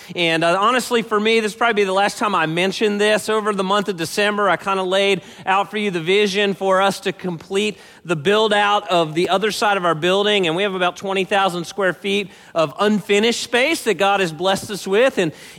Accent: Baltimore, Maryland, United States; I grew up in Baltimore, and that was my hometown.

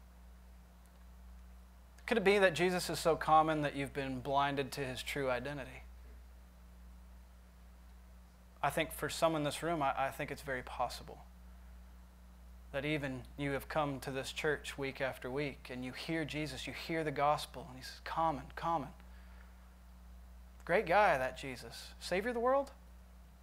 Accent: Michigan, United States; now in Nashville, United States; I went back to visit Michigan here not too long ago. And I went back to my hometown

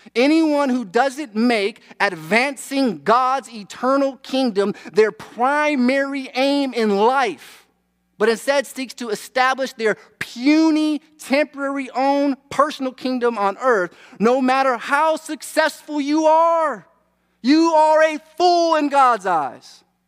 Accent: United States; we're American.

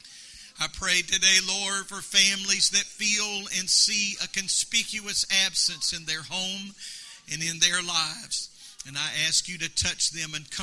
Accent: United States; I am an American

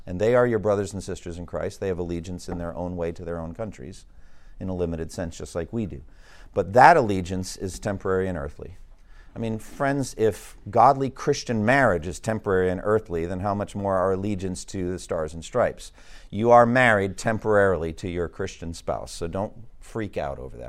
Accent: Massachusetts, United States; my home state of Massachusetts?

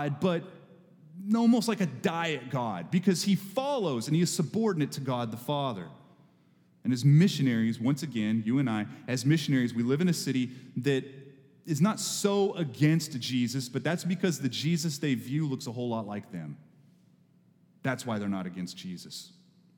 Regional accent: Texas, United States; moved away; I grew up in Texas

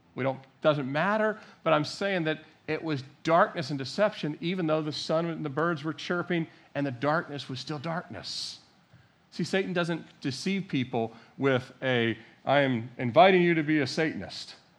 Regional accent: Annapolis, Maryland, United States; I was born in Annapolis, Maryland

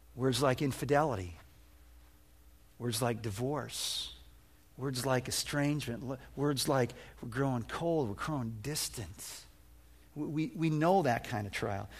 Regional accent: Illinois, United States; moved away; I'm a flatlander from Illinois, and we didn't have hills in Illinois.

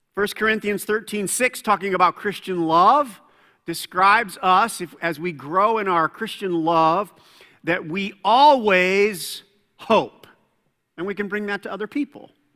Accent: Fort Wayne, Indiana, United States; moved away; Fort Wayne. That's my hometown

